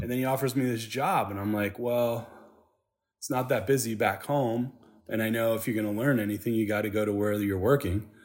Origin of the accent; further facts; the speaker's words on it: Saginaw, Michigan, United States; now in Nashville, United States; I grew up in Saginaw, Michigan